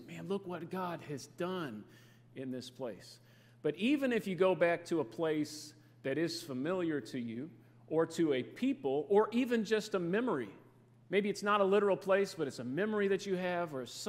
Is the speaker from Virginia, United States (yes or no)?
no; Fairdale, Kentucky, United States; now in Dallas-Fort Worth, United States; we live in the Dallas-Fort Worth, Texas area now, but I grew up right here in Fairdale